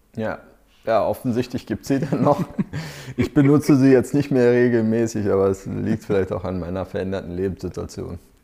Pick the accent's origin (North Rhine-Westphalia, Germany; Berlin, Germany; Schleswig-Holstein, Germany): Berlin, Germany; ich bin ja auch Berliner